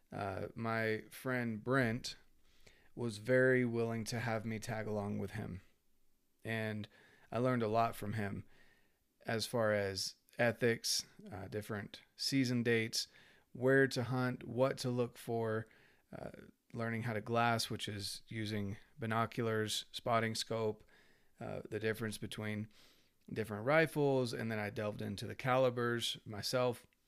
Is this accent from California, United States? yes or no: no; North Carolina, United States; I grew up in North Carolina, and I was born in ninety-two